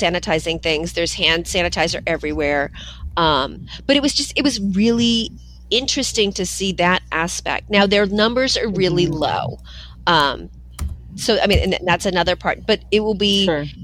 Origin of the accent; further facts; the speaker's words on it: California, United States; moved away; I was from California